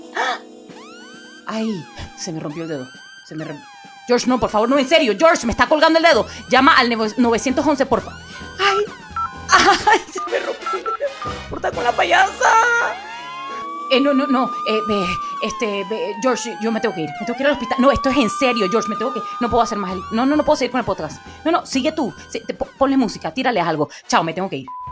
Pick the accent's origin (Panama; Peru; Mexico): Panama; soy bien panameña